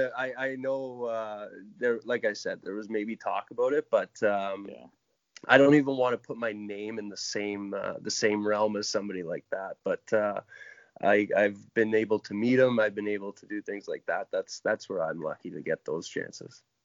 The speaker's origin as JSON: {"language": "English", "town": "Oakville", "region": "Ontario", "country": "Canada", "tie": "born or raised there", "said": "I grew up in Oakville, just outside Toronto"}